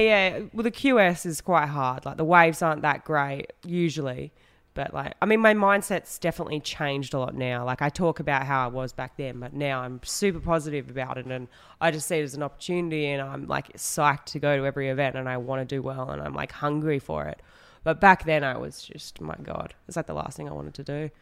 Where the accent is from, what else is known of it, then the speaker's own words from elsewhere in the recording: Western Australia, Australia; I grew up in Western Australia.